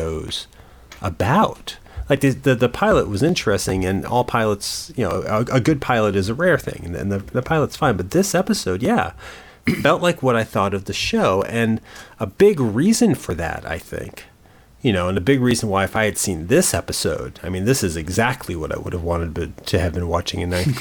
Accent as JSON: {"language": "English", "region": "Connecticut", "country": "United States", "tie": "born or raised there", "said": "as a kid growing up in Connecticut"}